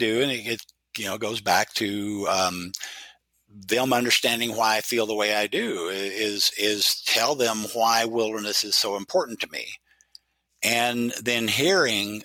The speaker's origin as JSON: {"language": "English", "region": "Oklahoma", "country": "United States", "tie": "born or raised there", "moved": "yes", "lives_now": "Idaho, United States", "said": "I grew up in Oklahoma, a very conservative state"}